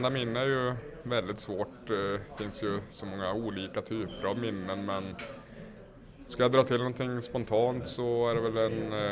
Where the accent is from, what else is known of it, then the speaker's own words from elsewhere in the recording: Söderhamn, Gävleborg County, Sweden; men just när jag började åka så var skateboard jag skulle säga större än vad det någonsin har varit hemma i Söderhamn. I princip varenda en i min ålder åkte bräda